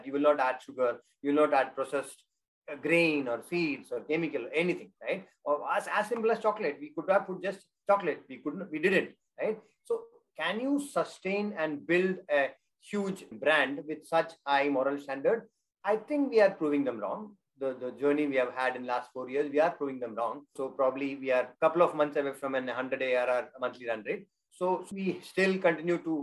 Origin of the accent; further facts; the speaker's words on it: South India, India; being South Indian